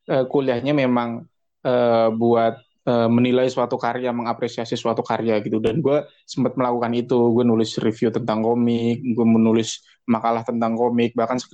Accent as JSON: {"language": "Indonesian", "region": "Java", "country": "Indonesia", "said": "Suasananya Jogja banget dan gue sebagai orang Jawa juga sangat terkoneksi dengan ceritanya."}